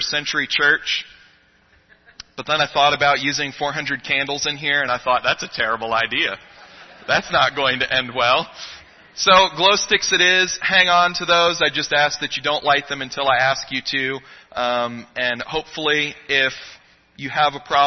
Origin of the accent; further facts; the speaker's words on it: Florida Keys, United States; now in Mesa, United States; I grew up in the Keys. My parents were commercial fishermen